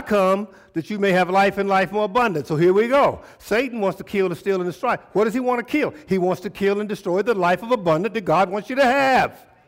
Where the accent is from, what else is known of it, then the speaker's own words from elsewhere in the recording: Tulsa, Oklahoma, United States; I was born in T-, Tulsa, Oklahoma